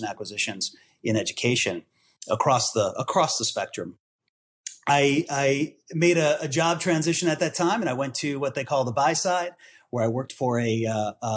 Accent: Milwaukee, Wisconsin, United States; moved away as an adult; also born or lived in New York / Chicago; I'm from the Midwest originally. I'm from Milwaukee and a Midwesterner at heart

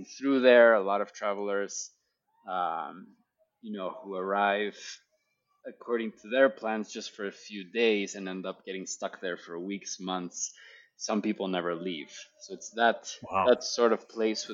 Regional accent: Guatemala City, Guatemala Department, Guatemala; the culture that I grew up in here in Guatemala City

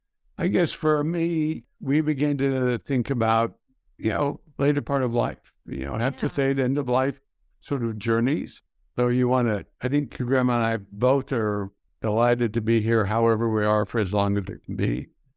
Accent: El Paso, Texas, United States; I grew up in El Paso, Texas.

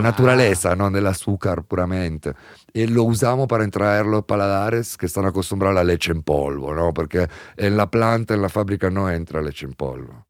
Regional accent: Italy; moved away; en Italia, en mi país

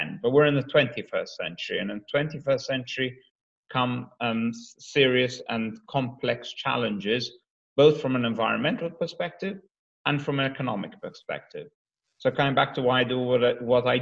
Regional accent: Malta; moved away as an adult; also born or lived in United States / Sydney, Australia / Netherlands; now in London, United Kingdom; I'm half Maltese, half Scottish, raised in Malta, educated then from 19

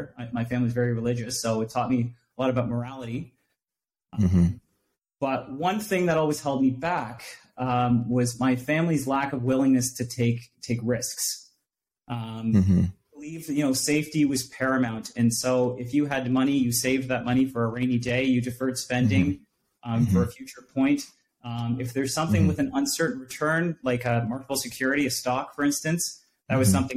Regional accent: Durham Region, Ontario, Canada; I was born and raised in Durham region

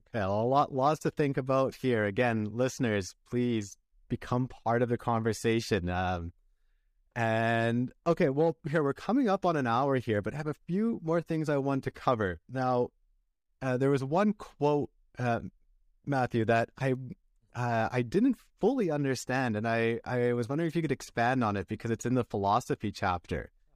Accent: a town near Vancouver, British Columbia, Canada; where I grew up in Vancouver, British Columbia, well, I grew up in a town close to there, which was five hours away

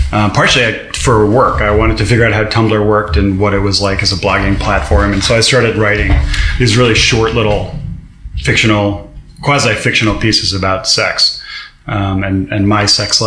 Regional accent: New Jersey, United States; now in New York, United States; I grew up in Jersey

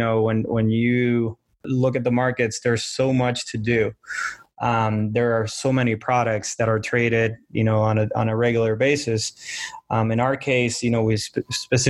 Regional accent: Puerto Rico; now in Miami, United States; I'm from Puerto Rico

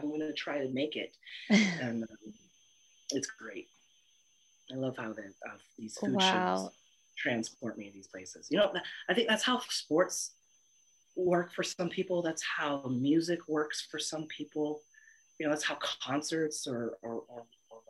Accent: Lake County, California, United States; also born or lived in Oahu, Hawaii / Portland, Oregon; grew up in a poorish rural California area. Our towns aren't even big enough to be towns. Called Lake County, above Napa, next to Mendocino

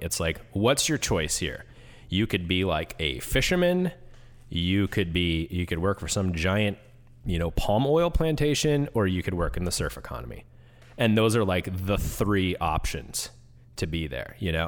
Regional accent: Washington, United States; moved away; I grew up in Washington

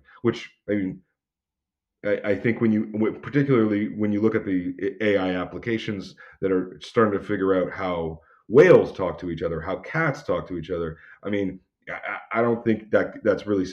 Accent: Alberta, Canada; I'm from Alberta

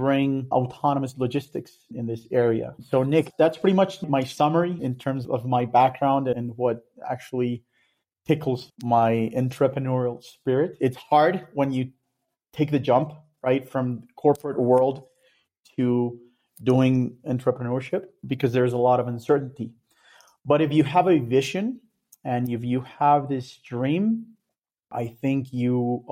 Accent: Colombia; moved away as an adult; also born or lived in Daytona Beach, United States; I'm from Colombia

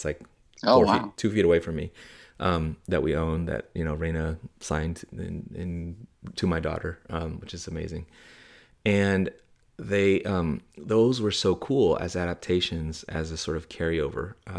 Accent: San Francisco, California, United States; childhood growing up in San Francisco and so on.

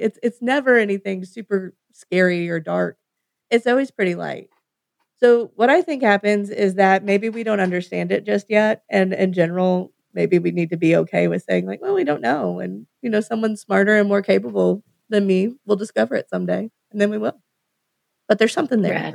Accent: United States; as an American

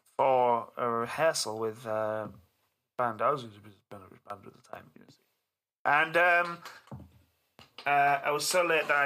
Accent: Hull, Yorkshire and the Humber, United Kingdom; I grew up in Hull, which is was for a while, quite a while, the car crime capital of the country, of the nation.

